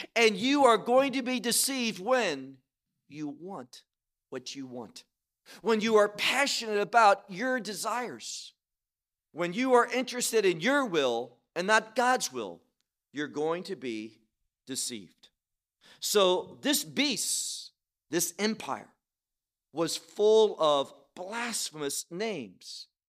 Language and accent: English; United States; now in Israel; we're Israeli citizens, obviously we grew up in America